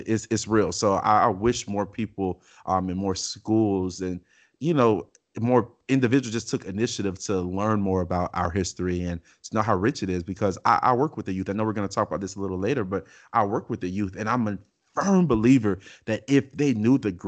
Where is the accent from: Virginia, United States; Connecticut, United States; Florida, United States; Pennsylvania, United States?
Florida, United States; Miami; growing up in Miami